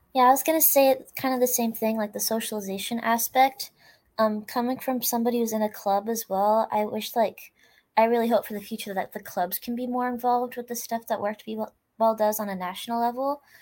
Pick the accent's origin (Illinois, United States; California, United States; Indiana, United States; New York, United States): California, United States; now in Sherwood, Oregon, United States; I actually grew up in California, but I moved to Oregon